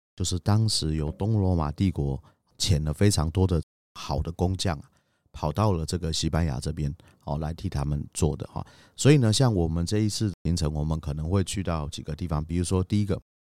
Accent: Taiwan; 我们台湾人

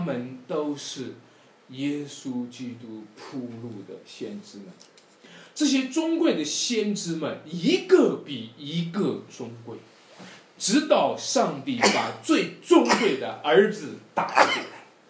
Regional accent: Wenshui, Shanxi, China; moved away; 在我们老家文水

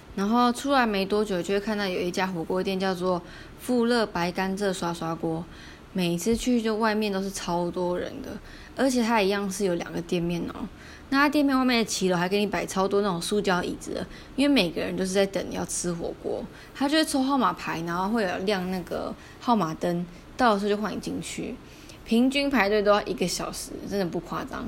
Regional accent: Taichung, Taiwan; moved away; 大家都知道我台中人

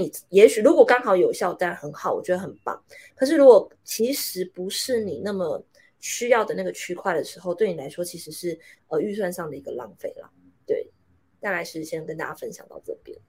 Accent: Taiwan; 我现在明明就是一个台湾人，对不对？

